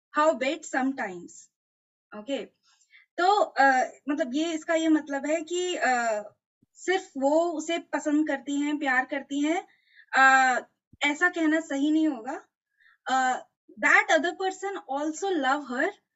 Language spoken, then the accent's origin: Hindi; Delhi, India; मैं दिल्ली से हूँ